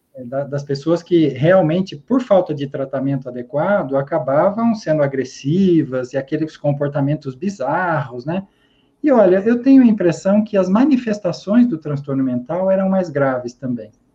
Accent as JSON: {"language": "Portuguese", "town": "Araraquara", "region": "São Paulo", "country": "Brazil", "tie": "born or raised there", "said": "sou nascido e criado na Morada do Sol, em Araraquara, São Paulo"}